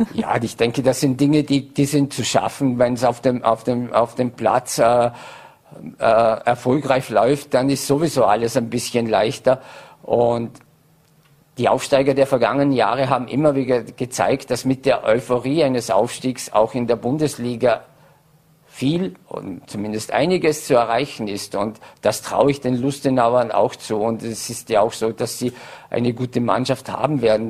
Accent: Vorarlberg, Austria; als Vorarlberger

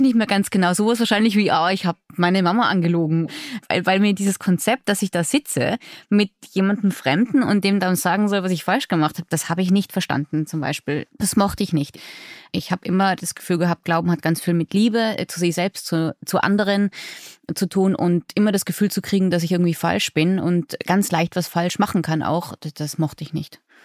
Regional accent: Innsbruck, Tyrol, Austria; Und ich immerhin aus einer fast Großstadt im Vergleich, ja, aus Innsbruck.

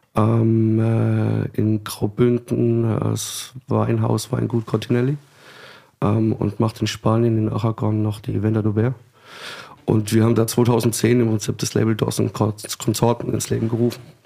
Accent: Rhineland-Palatinate, Germany; wir kommen so ein bisschen aus der Südpfalz.

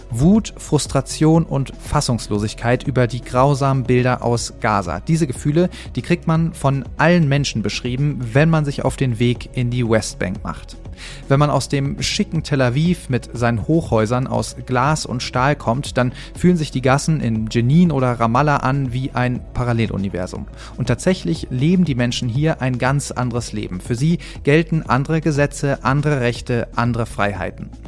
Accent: Germany; Ich bin deutscher Journalist, entschuldige mich für meinen Orientierungssinn

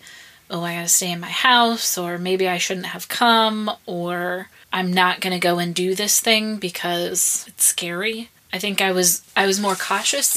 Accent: United States; now in Iraq; being an American

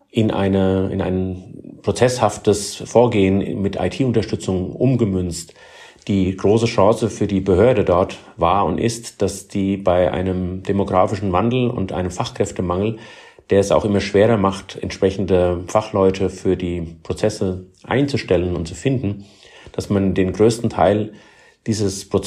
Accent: Heidelberg, Baden-Württemberg, Germany; Das erlebe ich gerade in ähm, meiner Heimatstadt hier in Heidelberg, wie dort Schritt für Schritt in die richtige Richtung gegangen wird.

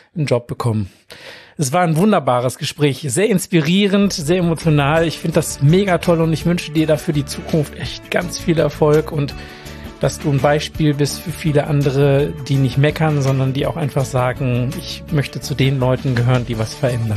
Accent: Germany; bei uns in Deutschland

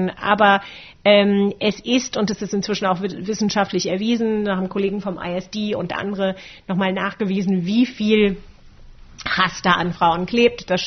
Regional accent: Germany; ich bin äh, in einer Generation aufgewachsen hier in Deutschland

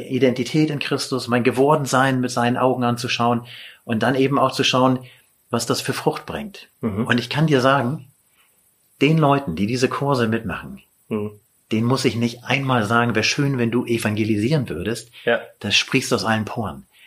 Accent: Lüneburg, Lower Saxony, Germany; ich komme aus Lüneburg und also vor den Toren Hamburgs

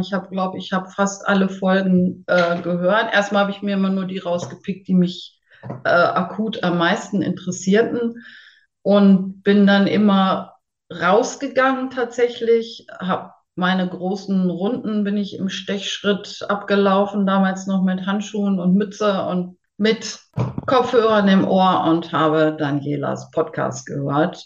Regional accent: near Hanover, Lower Saxony, Germany; ich komme aus der Nähe von Hannover, Bezen. Also ländlich, aber Hannover ist nicht weit

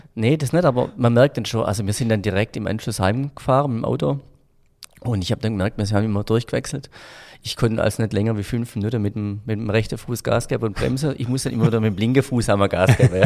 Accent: Frankenberg, Germany; ich bin auf dem Dorf äh, groß geworden in Frankenberg

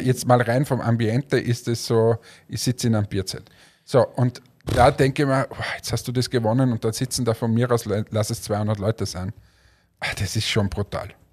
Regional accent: Austria; wir fühlen uns ja immer als der kleine Bruder von Deutschland, wir sind ja immer die Kleinen

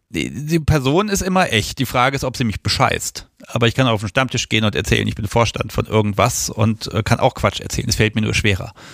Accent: Hanover, Lower Saxony, Germany; meiner Heimatstadt

